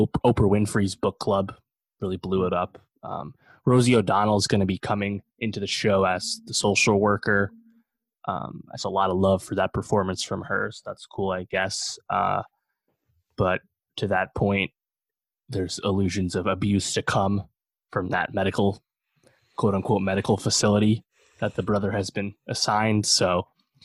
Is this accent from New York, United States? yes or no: yes; in and around Poughkeepsie, New York, United States; this was shot in and around my hometown